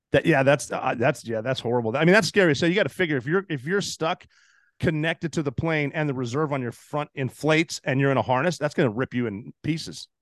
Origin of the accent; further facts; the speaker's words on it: Montana, United States; moved away as an adult; I'm from Montana